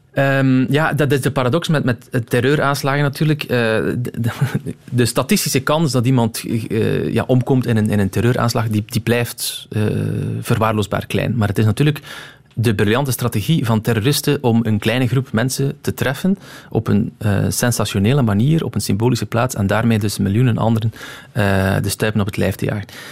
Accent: Roeselare, Flanders, Belgium; also born or lived in Moorslede; ik ben geboren in Moorsleden. Eh, maar ik heb mijn, ja, mijn, het grootste deel van mijn, eh, van mijn jeugd doorgebracht in um, in Roeselaar

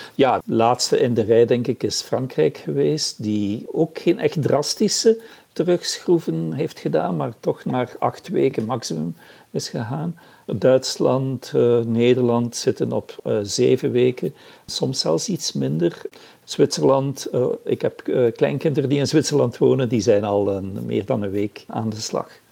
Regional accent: Flanders, Belgium

